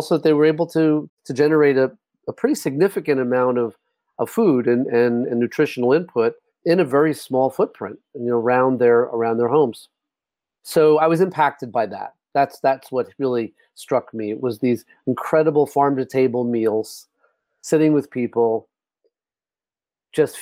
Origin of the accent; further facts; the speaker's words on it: New York, United States; moved away as an adult; I grew up actually in New York and did my undergrad at New York University